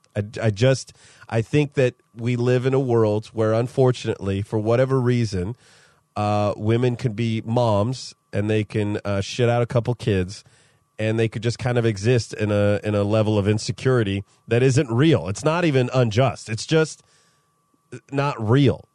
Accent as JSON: {"language": "English", "town": "Modesto", "region": "California", "country": "United States", "tie": "born or raised there", "moved": "yes", "said": "my hometown of Modesto, California"}